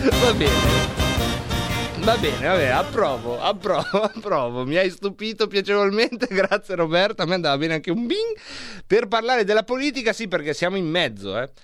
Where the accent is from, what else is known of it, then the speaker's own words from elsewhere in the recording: Varese, Lombardy, Italy; di Varese